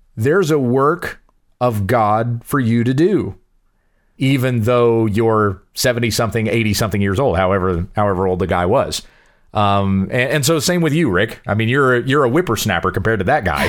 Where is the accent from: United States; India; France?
United States; Southwest Kansas; growing up in Southwest Kansas, where just about every single one of those little farming towns